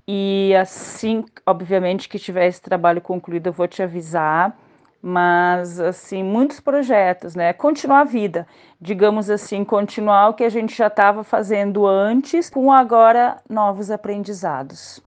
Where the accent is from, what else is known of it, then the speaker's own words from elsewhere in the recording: Caxias do Sul, Rio Grande do Sul, Brazil; eu sou natural de Caxias do Sul, aqui do Rio Grande do Sul.